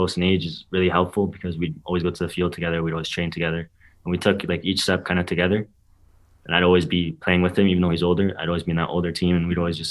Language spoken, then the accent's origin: English; Vancouver, British Columbia, Canada; growing up in Vancouver and playing in the academy